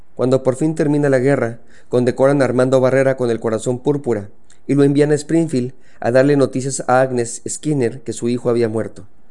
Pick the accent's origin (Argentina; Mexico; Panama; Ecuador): Mexico; soy mexicano